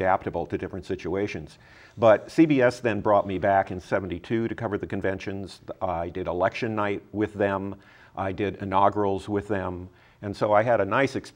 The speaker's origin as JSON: {"language": "English", "region": "California", "country": "United States", "said": "I'm from California"}